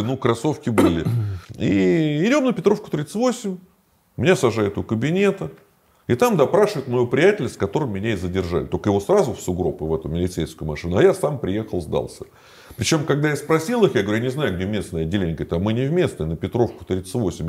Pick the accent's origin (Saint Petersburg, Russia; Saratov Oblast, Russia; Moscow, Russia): Moscow, Russia; я москвич